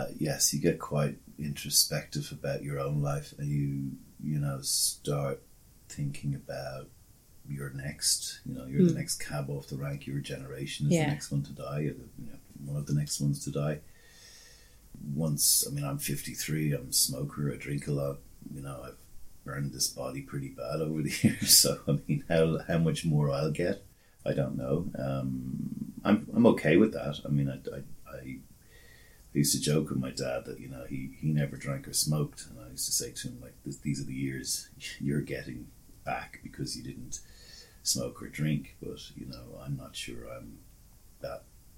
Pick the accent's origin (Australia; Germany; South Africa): Australia; In fact, did you know I was Australian? I am Australian.